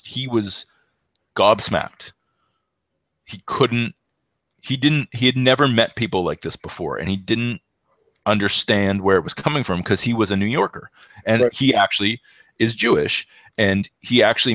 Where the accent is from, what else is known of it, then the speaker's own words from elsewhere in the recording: Canada; had this impression as a Canadian